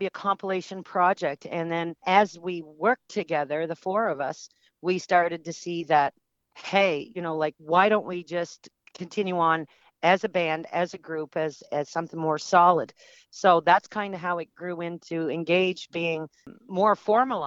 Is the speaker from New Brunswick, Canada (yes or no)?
yes; New Brunswick, Canada; moved away; also born or lived in Ontario; in 2019, when I moved back from New Brunswick from Ontario